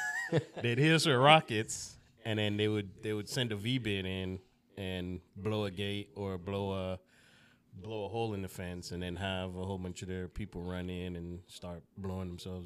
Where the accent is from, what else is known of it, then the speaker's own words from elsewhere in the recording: Jamaica; born there; Well, I was born in Jamaica. … it's Spanish, but I have zero Spanish in me.